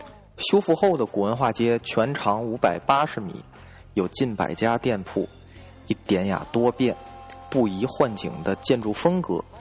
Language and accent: Chinese; Tianjin, China; 因为我是天津人嘛，对吧？但是我是个天津人